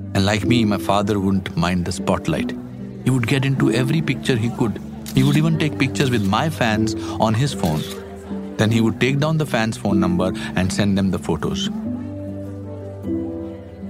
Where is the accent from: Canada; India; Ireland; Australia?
India; Shimla, Himachal Pradesh; my hometown, Shimla.